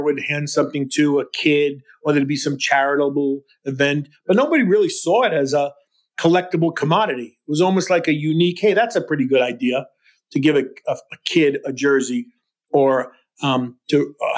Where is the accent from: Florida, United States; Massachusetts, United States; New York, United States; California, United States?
New York, United States; I'm a New Yorker.